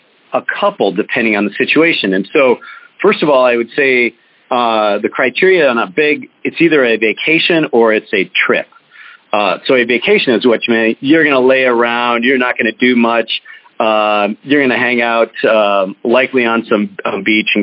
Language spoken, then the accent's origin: English; St. Paul, Minnesota, United States; I grew up in St. Paul, Minnesota